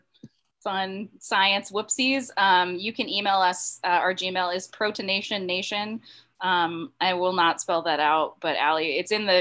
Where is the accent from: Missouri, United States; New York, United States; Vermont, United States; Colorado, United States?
Vermont, United States; also born or lived in Boston, Massachusetts; I was born in Boston, but I grew up in Vermont